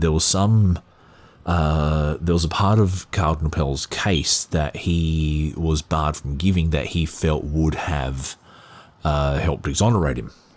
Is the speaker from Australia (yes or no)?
yes; Australia; as an Australian and as an Australian who was quite religious some years ago